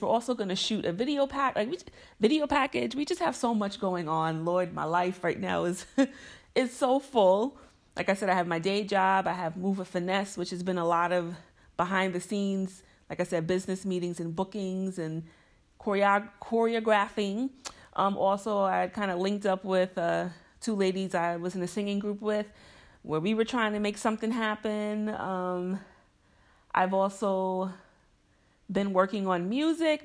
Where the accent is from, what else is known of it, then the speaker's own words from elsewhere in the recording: Mount Vernon, New York, United States; Mount Vernon, which is special to me because that's my hometown, it's where I'm from, it's where my parents still live